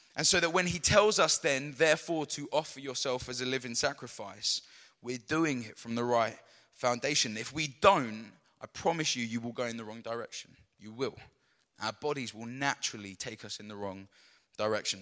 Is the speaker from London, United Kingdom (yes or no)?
yes; London, United Kingdom; I was born in London